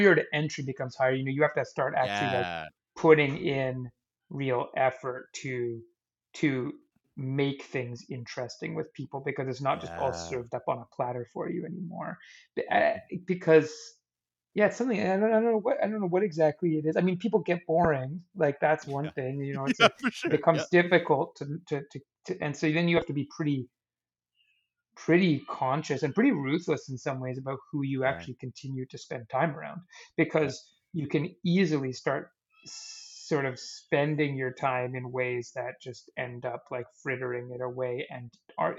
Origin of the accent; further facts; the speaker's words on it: Saskatoon, Saskatchewan, Canada; now in Victoria, Canada; Saskatoon was a really good place to grow up.